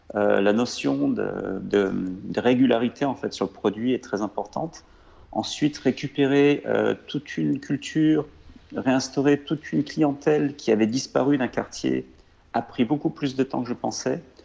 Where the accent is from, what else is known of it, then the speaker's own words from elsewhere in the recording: Lozère, Occitania, France; moved away; also born or lived in Lyon; chez moi en Lozère, euh, parce qu'on avait des chèvres